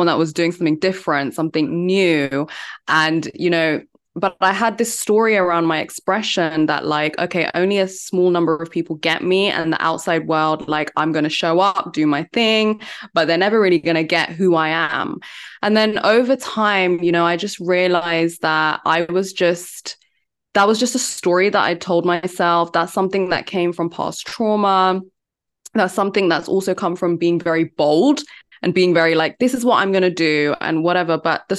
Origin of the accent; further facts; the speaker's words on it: London, United Kingdom; also born or lived in India; I'm from London. I live in London.